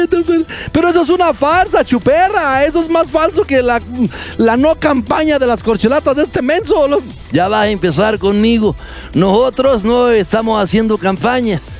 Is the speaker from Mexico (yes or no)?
yes; Mexico; debe entender lo que somos los mexicanos